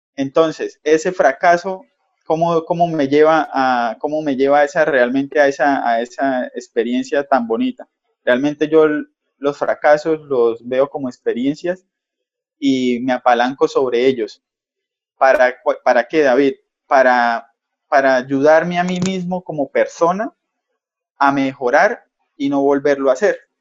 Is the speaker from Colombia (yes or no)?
yes; Cúcuta, Norte de Santander, Colombia; como buen cucuteño, zapateros de aquí norte santanderianos